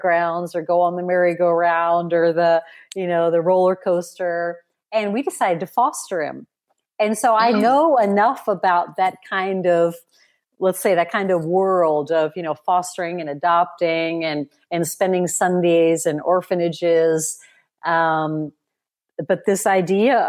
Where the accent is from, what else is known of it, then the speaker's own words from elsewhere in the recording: Midwest, United States; I grew up in the Midwest in America